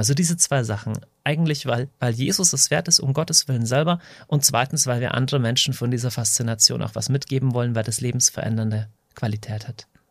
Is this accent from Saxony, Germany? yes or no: no; Deggendorf, Bavaria, Germany; Ich komme aus Deckendorf in Niederbayern.